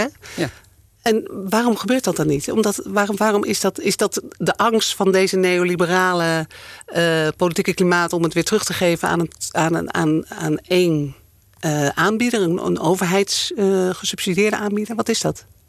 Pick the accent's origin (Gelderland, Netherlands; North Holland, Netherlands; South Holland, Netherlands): North Holland, Netherlands; Amsterdam; ik als Amsterdammer